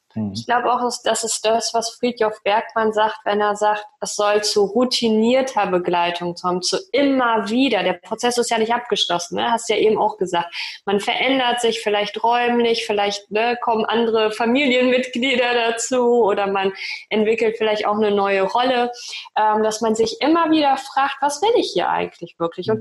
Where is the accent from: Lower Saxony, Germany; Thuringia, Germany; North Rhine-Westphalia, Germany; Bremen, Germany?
Lower Saxony, Germany; Osnabrück Land; moved away as an adult; also born or lived in Bielefeld; now in Hamburg, Germany; ich bin aufgewachsen im Osnabrücker Land